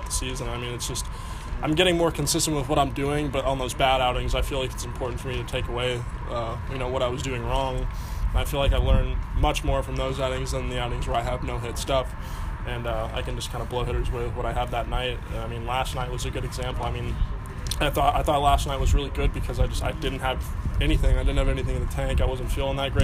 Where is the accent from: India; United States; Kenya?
United States; San Antonio, Texas; growing up in San Antonio and being able to learn Spanish at an early age